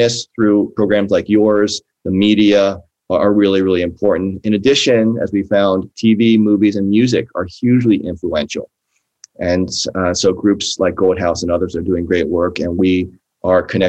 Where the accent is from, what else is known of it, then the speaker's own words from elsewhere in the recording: East Coast, United States; now in California, United States; I grew up on the East Coast.